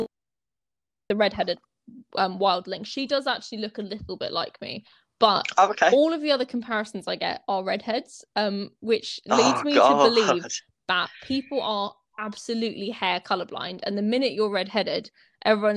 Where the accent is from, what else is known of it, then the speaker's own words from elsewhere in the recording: England, United Kingdom; we're both English